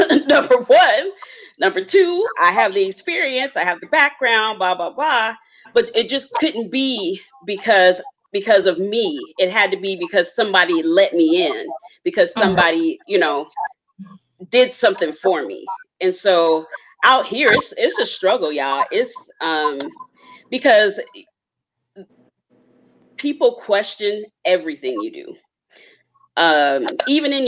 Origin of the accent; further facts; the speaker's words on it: Ohio, United States; now in Seattle, United States; I lived in Ohio. I'm from Ohio